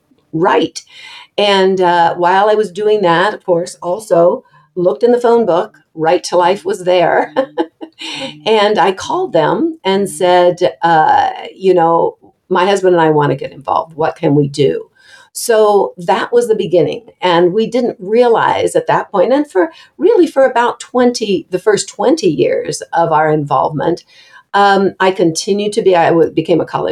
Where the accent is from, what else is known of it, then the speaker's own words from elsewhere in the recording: Ohio, United States; also born or lived in California; I was from Ohio.